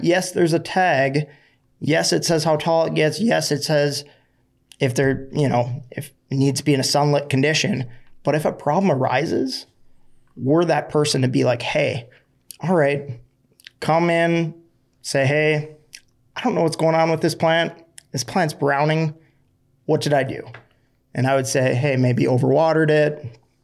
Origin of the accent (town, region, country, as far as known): Florida, United States